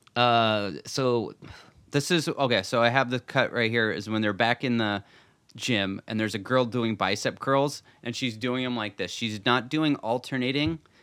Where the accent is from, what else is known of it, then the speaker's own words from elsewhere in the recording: New Orleans, Louisiana, United States; we're both from New Orleans.